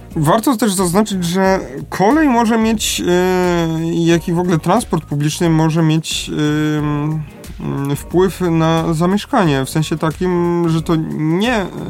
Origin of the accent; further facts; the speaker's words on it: Lesser Poland, Poland; u nas w Małopolsce